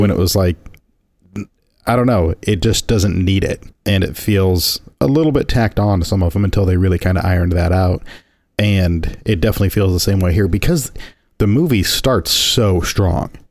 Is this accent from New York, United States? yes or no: no; Indiana, United States; my homeland, the Hoosier State